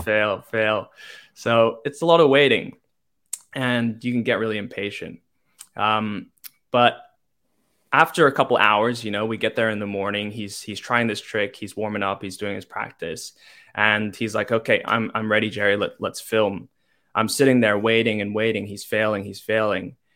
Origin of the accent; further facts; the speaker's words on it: Hong Kong; moved away; I'm from Hong Kong, born and raised.